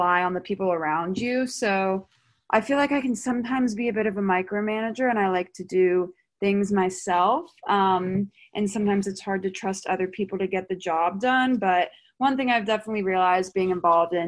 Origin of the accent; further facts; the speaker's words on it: Mount Pleasant, South Carolina, United States; I'm from Mount Pleasant, South Carolina, which is like right outside of Charleston, so I'm not far from home